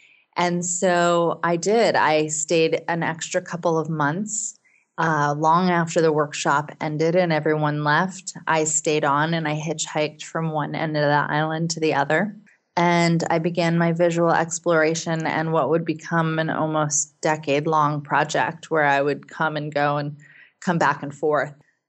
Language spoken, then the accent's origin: English; United States; also born or lived in Seattle, Washington; as an American citizen